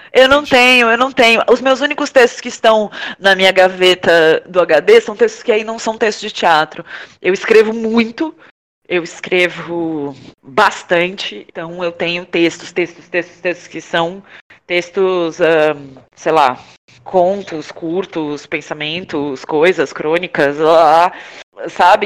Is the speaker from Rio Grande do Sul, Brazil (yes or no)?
yes; Porto Alegre, Rio Grande do Sul, Brazil; now in São Paulo, Brazil; eu sou de Porto Alegre, moro em São Paulo